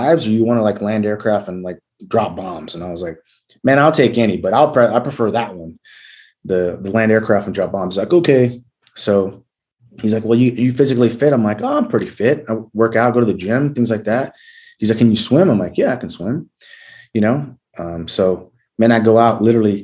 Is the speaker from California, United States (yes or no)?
yes; San Diego, California, United States; moved away as an adult; I'm originally from San Diego, California.